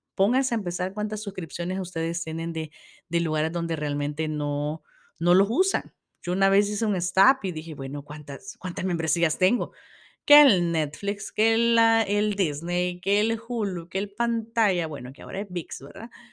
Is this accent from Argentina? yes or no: no; El Salvador; desde mi país, yo soy del Salvador